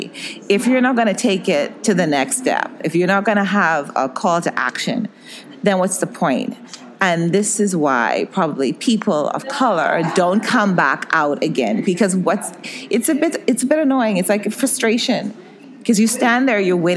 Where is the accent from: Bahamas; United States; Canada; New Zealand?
Bahamas; I'm from the Bahamas, and it's predominantly African descent population